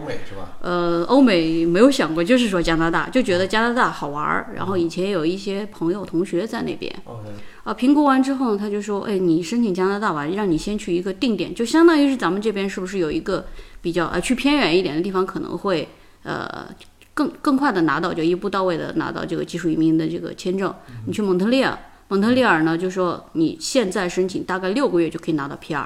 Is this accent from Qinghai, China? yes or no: yes; Qinghai, China; moved away as an adult; also born or lived in Beijing; now in Australia; 实际上就是说在青海， 当然我是从高原上来的